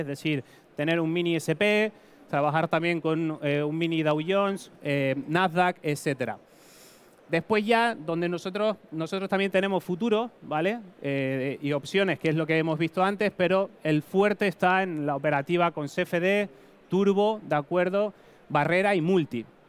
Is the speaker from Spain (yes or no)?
yes; Tenerife, Canary Islands, Spain; accent: Canarian; moved away as an adult; now in Madrid, Spain; mi acento es canario, soy de Tenerife, migré, crucé el charco, como decimos, a Madrid a estudiar